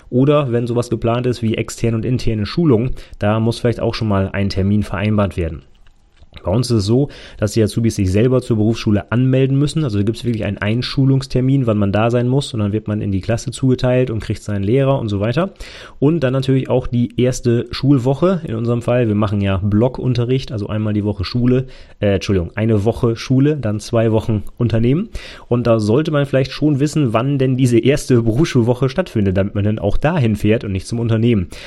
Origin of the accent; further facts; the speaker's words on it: Northern Germany, Germany; Ne, bei uns im Norden, da sagen auch wirklich Moin.